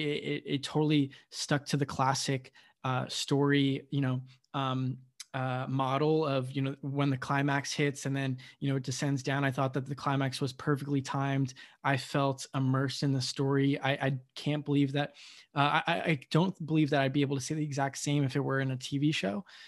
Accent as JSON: {"language": "English", "country": "United States", "tie": "born or raised there", "said": "I was born in the United States"}